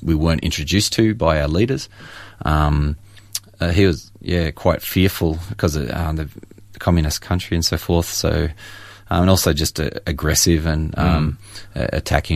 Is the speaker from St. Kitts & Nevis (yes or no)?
no; Churchill, Victoria, Australia; also born or lived in Moe; I was born in Moe and grew up in Churchill, Latrobe Valley